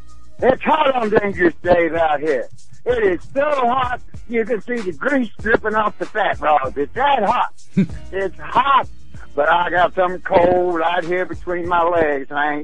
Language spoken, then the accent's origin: English; Memphis, Tennessee, United States; When I grew up in Memphis, Tennessee, the trash man came to your backyard behind your garage and got your trash.